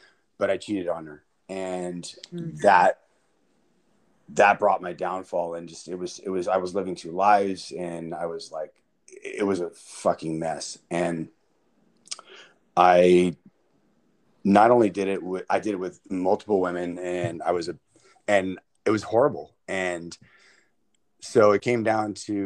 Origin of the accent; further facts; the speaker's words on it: Salinas, California, United States; also born or lived in Pomona, California / Fresno, California; So I was born in Pomona, California. And then when I was 7 years old, my parents got divorced and we moved to Salinas. And I've been up here ever since.